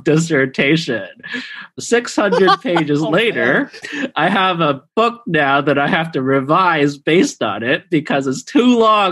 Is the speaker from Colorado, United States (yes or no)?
no; San Francisco Bay Area, California, United States; now in Singapore; I grew up in the San Francisco Bay Area